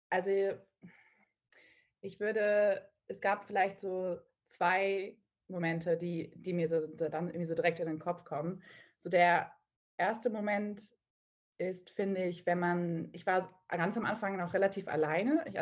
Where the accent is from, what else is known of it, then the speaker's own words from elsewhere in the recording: Hamburg, Germany; ich komme ursprünglich aus Hamburg, also äh, in Nordlicht und war aber zehn Jahre lang äh, so ein bisschen auf der Welt unterwegs, in der Welt unterwegs und bin jetzt wieder zu meinen Wurzeln zurückgekehrt und lebe jetzt auch aktuell wieder in Hamburg